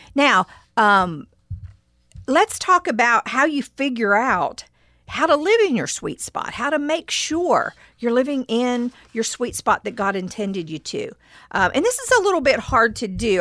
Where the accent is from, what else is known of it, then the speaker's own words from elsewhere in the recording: West Virginia, United States; I played tennis when I was growing up in West Virginia in high school